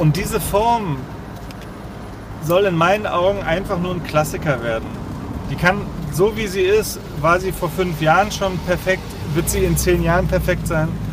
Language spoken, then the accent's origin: German; Leipzig, Saxony, Germany; als Leipziger